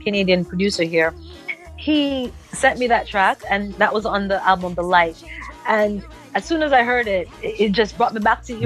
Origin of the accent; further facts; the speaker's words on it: Jamaica; growing up in Jamaica